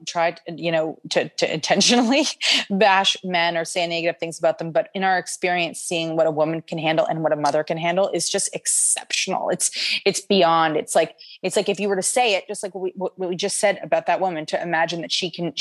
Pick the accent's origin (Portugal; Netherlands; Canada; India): Canada; we're from Canada